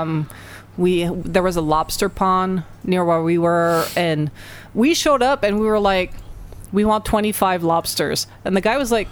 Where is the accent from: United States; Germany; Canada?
Canada; Montreal, Quebec; we're all from Montreal and this area